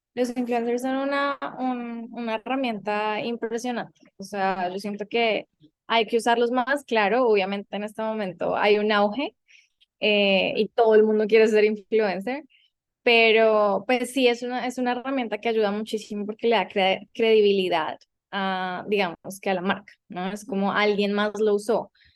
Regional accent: Colombia; moved away as an adult; also born or lived in New York; now in United States; mi tierra, Colombia

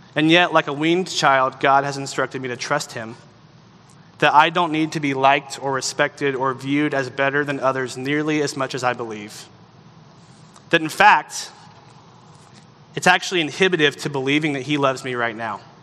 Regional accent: the South, United States; growing up in the South

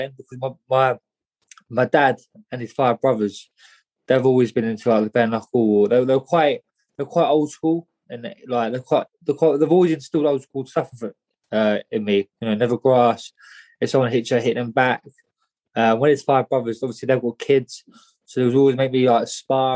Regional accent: Luton, East of England, United Kingdom; born and bred in Luton, up on Farley Hill Estate.

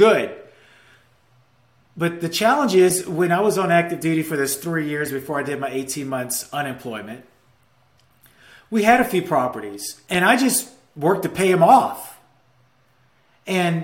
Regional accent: Louisiana, United States; moved away; my hometown in Louisiana

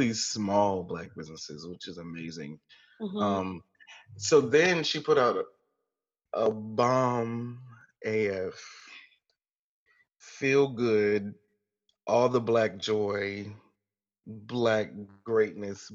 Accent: Goose Creek, South Carolina, United States; Goose Creek is my hometown

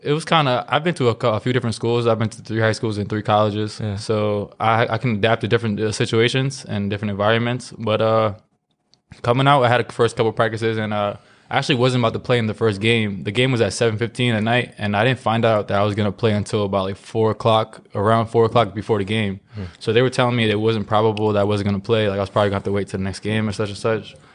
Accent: New York City, New York, United States; I grew up in Brooklyn

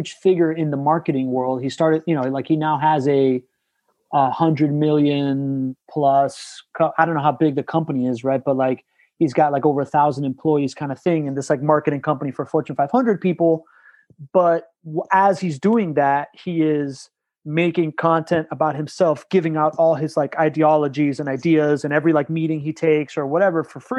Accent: Miami, Florida, United States; also born or lived in Venezuela / Spain / Southern California; born in Venezuela, grew up in Miami.

